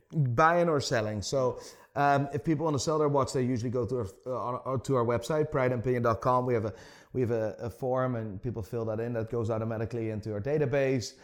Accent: Amsterdam, North Holland, Netherlands; moved away as an adult; now in Belfast, United Kingdom; I'm born and raised in Amsterdam, so born and raised in the Netherlands.

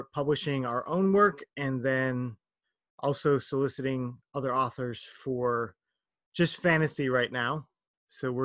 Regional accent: Minnesota, United States; now in South Korea; I'm from Minnesota in the United States, which is horribly, horribly cold

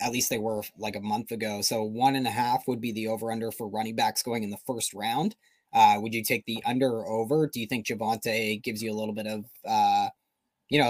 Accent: Canada; We're too Canadian

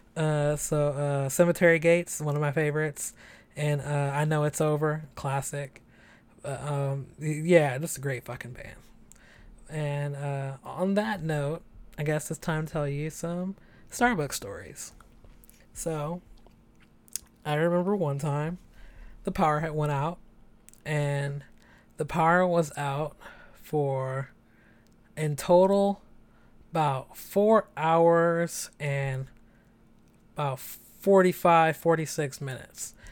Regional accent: San Francisco, California, United States; also born or lived in Chicago; I'm 27, born and raised in San Francisco

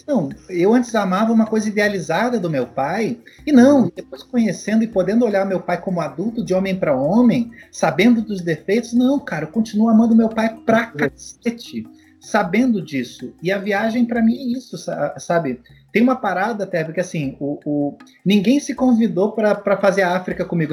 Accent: Rio de Janeiro, Brazil; moved away; also born or lived in Curitiba; a Penha, de onde eu sou, no Rio de Janeiro, era o meu mundo, aí depois eu fui morar em Curitiba

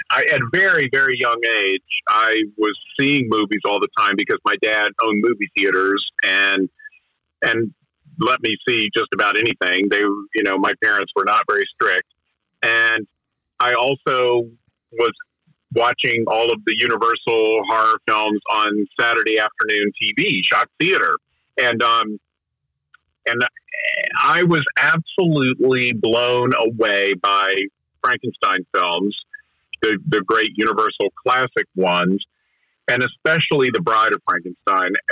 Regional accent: Asheville, North Carolina, United States; I grew up in Asheville, North Carolina

